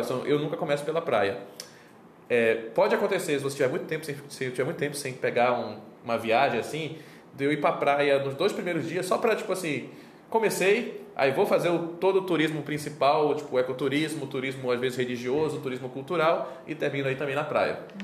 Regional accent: Belém, Pará, Brazil; tenho 34 anos, sou de Belém do Pará

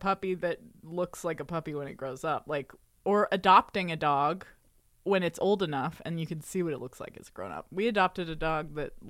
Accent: Austin, Texas, United States; moved away as an adult; also born or lived in Olympia, Washington / New York; now in Los Angeles, United States; I grew up in Austin, Texas, which is a very, like, liberal, cool place

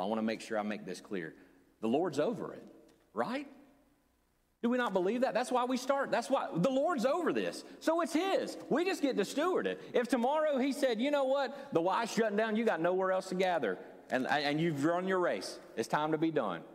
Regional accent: the Bible Belt, United States; Many of us growing up in the Bible Belt

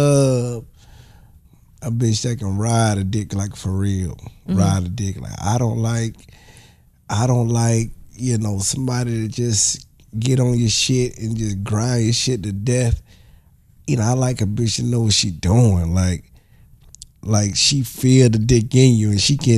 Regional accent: the South, United States; I'm from the South

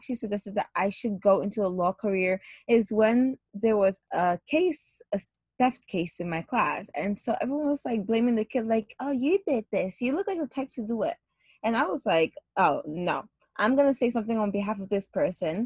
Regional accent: Ghana; moved away as an adult; also born or lived in United States; now in New York City, United States; I grew up living in between Ghana and the U.S., although I was born in Ghana, and I moved here at a very young age. And like I said before, I have spent a lot of time growing up in between the two countries. However, I did spend most of like my teenage years in Ghana, and I moved back here when I was 18 years old

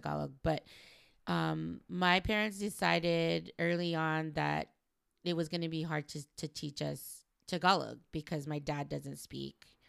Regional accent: Los Angeles, California, United States; I'm from L

